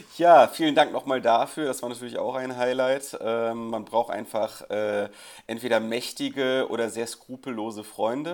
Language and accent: German; Krefeld, North Rhine-Westphalia, Germany; meiner Heimatstadt Krefeld